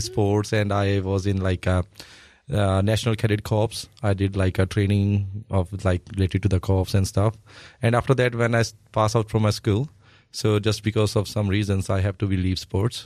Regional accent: Amritsar, Punjab, India; moved away; So basically, I'm from Punjab and Punjab is the northern part of India, and we're sharing the border with Pakistan. So where I live, my home, my hometown name is Amritsar

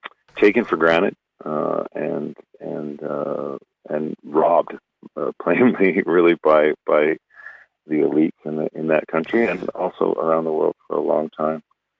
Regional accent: Canada; Canadian culture is different. Our politics tends to be more polite.

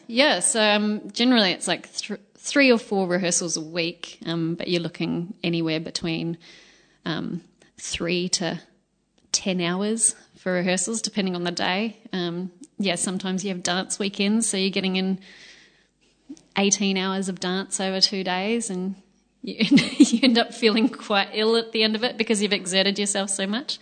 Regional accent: Australia; moved away as an adult; now in New Zealand; My high school, um, I'm from Australia, and my high school was

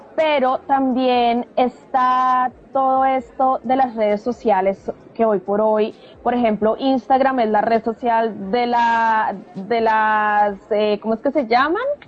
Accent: Colombia; now in New Zealand; somos colombianas viviendo en Nueva Zelanda

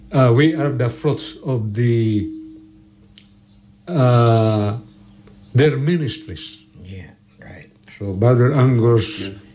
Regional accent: Philippines; we are, we are from the Philippines.

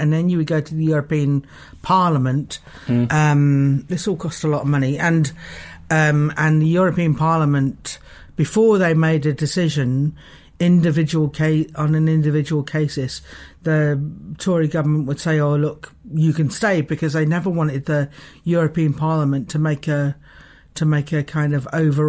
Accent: London, United Kingdom; now in Dunedin, New Zealand; And I come from a, you know, I come from a North London where a massive lesbian community

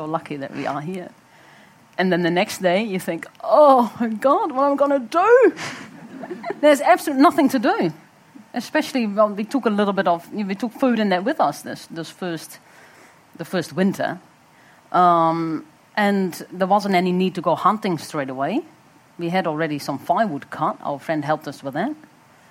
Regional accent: Netherlands; moved away as an adult; now in New Zealand; I was also growing up in Holland

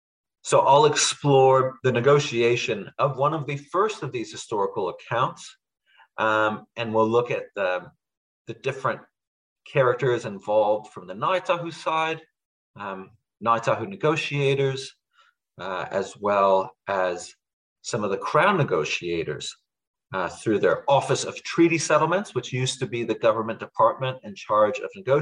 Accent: Budapest, Hungary; now in New Zealand; So I'm originally from Hungary. I was born in Budapest. And kind of connecting to the last seminar, so we left when it was still Soviet Hungary. So we were actually refugees at the time.

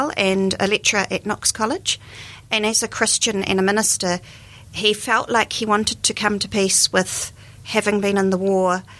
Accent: New Zealand; moved away as an adult; also born or lived in Japan / Vietnam / United Kingdom; I'm from New Zealand

